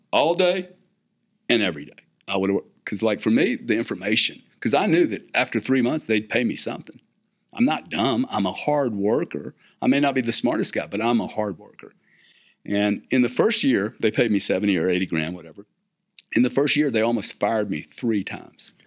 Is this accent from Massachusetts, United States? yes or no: no; South Louisiana, United States; I'm from South Louisiana